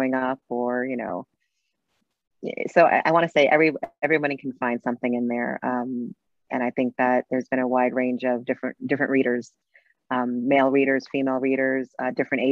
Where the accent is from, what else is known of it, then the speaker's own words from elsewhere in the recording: New York City, New York, United States; I grew up in New York City in Brooklyn, a Latin background